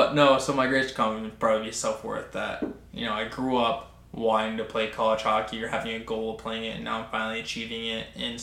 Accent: North Rock, Maine, United States; I'm 20 years old. I grew up in North Rock, Maine. I went to Skowhegan until my 7th grade year

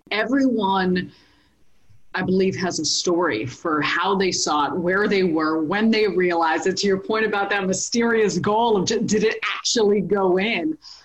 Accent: Chicago, Illinois, United States; this goes back to me being born and raised in Chicago

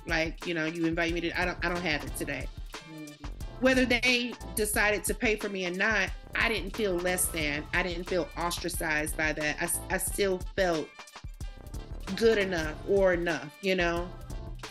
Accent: the South, United States; moved away as an adult; also born or lived in New York; now in Atlanta, United States; I'm from the South

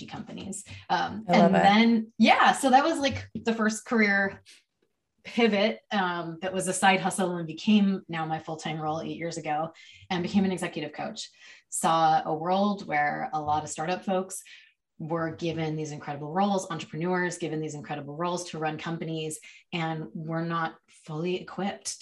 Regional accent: Chicago, Illinois, United States; now in Seattle, United States; I was born in Chicago

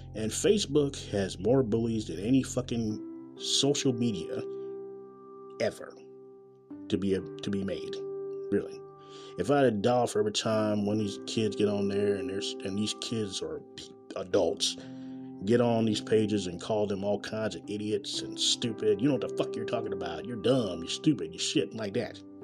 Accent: Kansas City, Missouri, United States; from Kansas City, Missouri, my hometown.

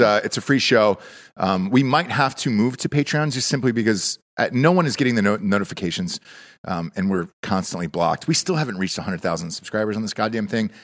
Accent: Georgia, United States; I'm from Georgia

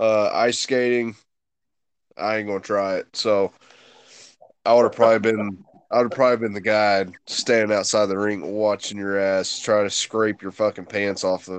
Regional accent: the South, United States; I'm from the South, so we like the brutal, hard-nosed football.

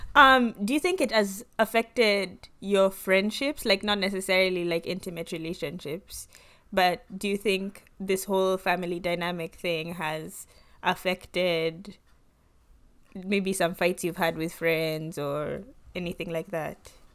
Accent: Kenya; moved away as an adult; now in United States; growing up in Kenya

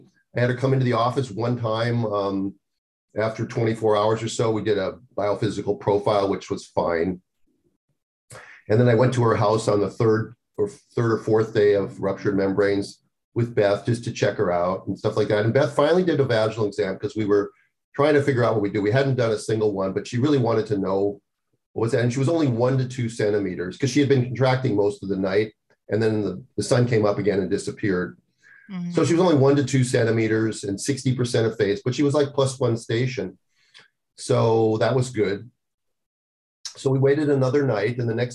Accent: Minnesota, United States; now in California, United States; I grew up in Minnesota where, you know, when the sun went down, we would die for cover.

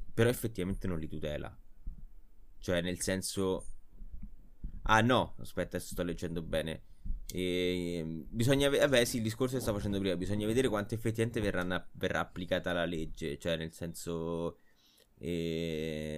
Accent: Rome, Lazio, Italy; siamo tutti di Roma Sud

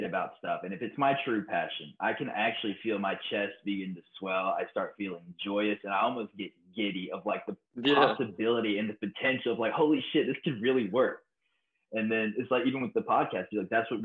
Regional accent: United States; growing up in America with Hollywood

